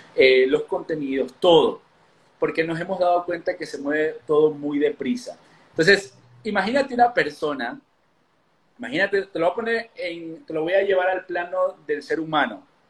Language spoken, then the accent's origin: Spanish; Ecuador; now in Mexico; Yo soy de Ecuador, vivo en México hace ya bastantes años